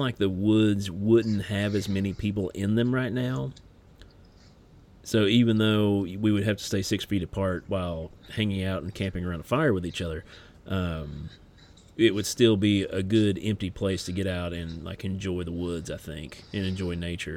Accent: Martin County, Appalachian Mountains, Kentucky, United States; moved away; my hometown. Yeah, we got talking about Martin County

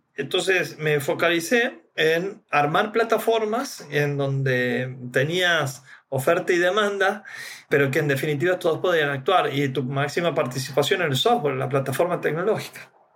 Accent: Santiago del Estero, Argentina; Santiago del Estero, mi ciudad natal

